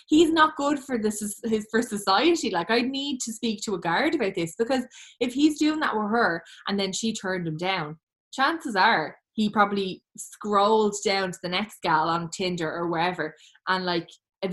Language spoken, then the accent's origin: English; Ireland; as Irish people